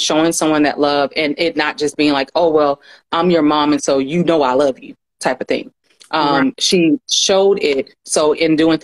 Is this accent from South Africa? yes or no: no; Atlanta, Georgia, United States; I am originally from Atlanta. So I grew up like in the South.